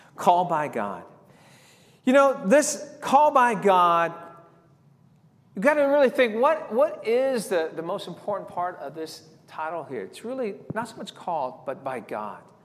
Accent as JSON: {"language": "English", "town": "San Diego", "region": "California", "country": "United States", "tie": "born or raised there", "said": "growing up in San Diego"}